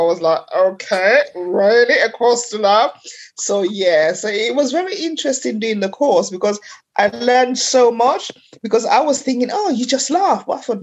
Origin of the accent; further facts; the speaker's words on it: Sierra Leone; I was born in Sierra Leone in West Africa